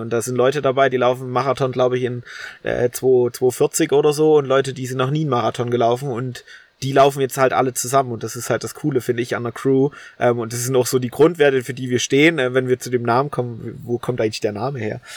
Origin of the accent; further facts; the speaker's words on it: Holzau, Saxony, Germany; accent: Ossi; now in Dresden, Germany; ich bin zu meiner Oma gelaufen, also in meinen in mein Heimatort